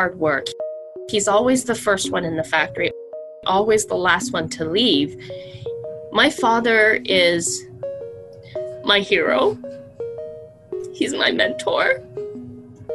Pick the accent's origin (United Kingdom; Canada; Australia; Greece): Canada; English is a second language; We came to Canada with absolutely nothing